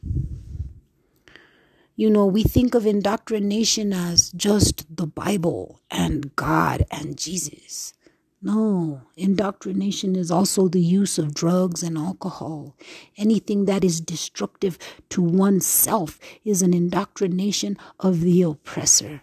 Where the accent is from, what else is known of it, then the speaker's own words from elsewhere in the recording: United States; I am Native American, and I was raised off of the reservation, away from any type of tradition.